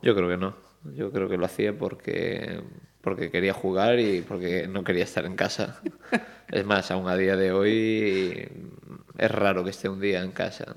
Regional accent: Marín, Galicia, Spain; yo nací en Marín, en, Mogor, eh, parte de mi familia es allí

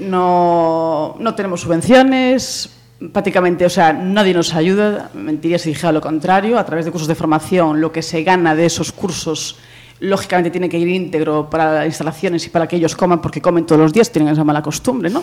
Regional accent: Pontevedra, Galicia, Spain; somos los de Pontevedra.

